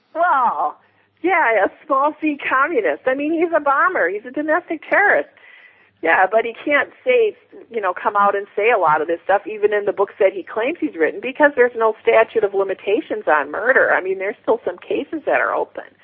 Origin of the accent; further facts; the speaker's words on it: Chicago, Illinois, United States; I'm from Chicago.